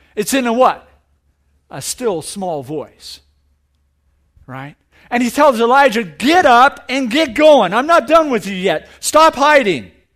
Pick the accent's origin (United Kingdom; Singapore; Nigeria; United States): United States; Orange County, California; I'm from Orange County